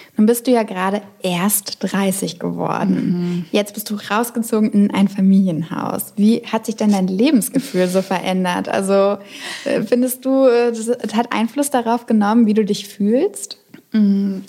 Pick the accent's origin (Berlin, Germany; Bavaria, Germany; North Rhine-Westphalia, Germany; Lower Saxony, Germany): Berlin, Germany; da fühle ich mich als Berlinerin